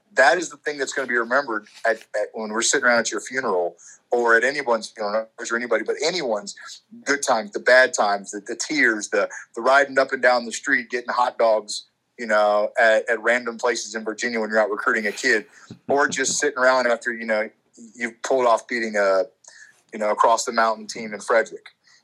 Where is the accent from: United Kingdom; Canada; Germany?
Germany; Frankfurt, Hesse; born there; also born or lived in Alabama / Maryland / North Carolina / Florida; I grew up in the military. I was born in Frankfurt, Germany. I've lived in Alabama, Maryland, North Carolina, Florida, Pennsylvania, Ohio. Like, I've been all over the place.